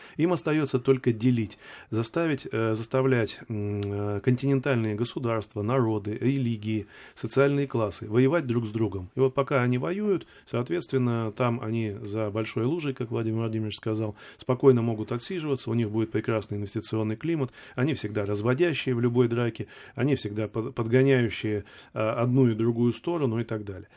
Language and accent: Russian; Siberia, Russia; я человек, как бы, сибиряк, да, родился в Сибири